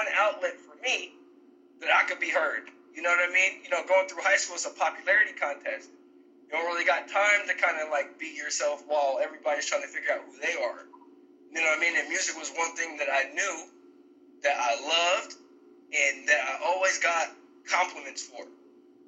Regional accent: San Francisco, California, United States; just a regular upbringing in the Bay Area. You know, I was born in San Francisco, California

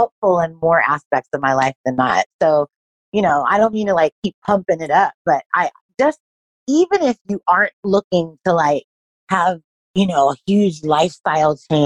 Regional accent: Los Angeles, California, United States; moved away as an adult; also born or lived in Hong Kong; now in Australia; I'm originally from

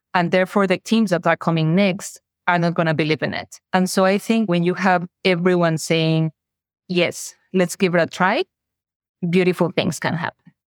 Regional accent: Mexico; accent: Mexican; moved away; I am Mexican, has probably my accent already told the audience. And I was in Mexico

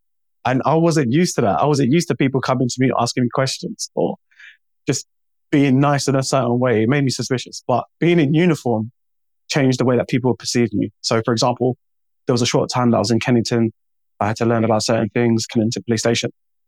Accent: Jamaica; now in United Kingdom; The black community, I'm Jamaican.

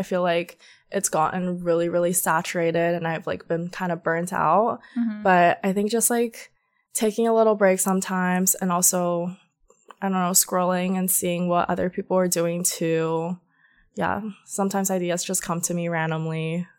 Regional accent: Georgia, United States; Growing up in Georgia, no one dresses super edgy or cute.

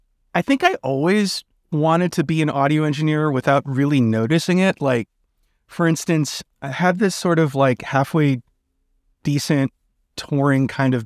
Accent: New York City, New York, United States; also born or lived in Brooklyn, New York / Baltimore; I grew up in Manhattan, New York.

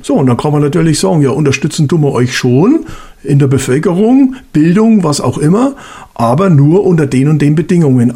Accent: Germany; dass wir als Deutsche dagegen gefeit waren

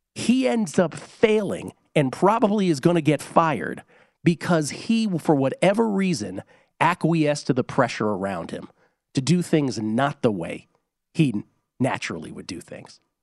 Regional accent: Washington, District of Columbia, United States; now in Nevada, United States; where I grew up in Washington, D C

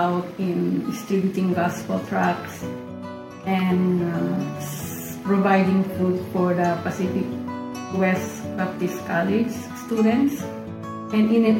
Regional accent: Santa Marcela, Cordillera Administrative Region, Philippines; now in Canada; I was born in Santa Marcela, Apayao, Philippines.

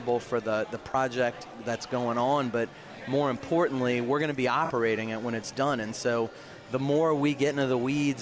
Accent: New Orleans, Louisiana, United States; the first GM of Harris New Orleans, actually born and raised here

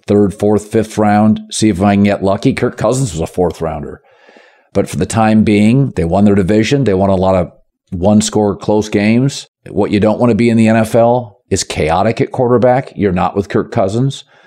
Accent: Pacific Northwest, United States; I grew up in the Pacific Northwest

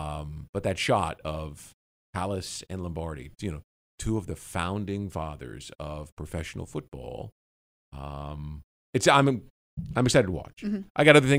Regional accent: Kansas City, Missouri, United States; now in Jacksonville, United States; Kansas City. Happens to be my hometown.

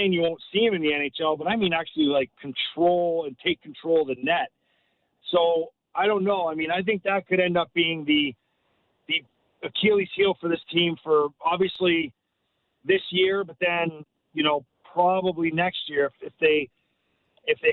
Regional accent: St. Catharines, Ontario, Canada; now in Buffalo, United States; I'm a Canadian kid. I grew up in St. Catharines

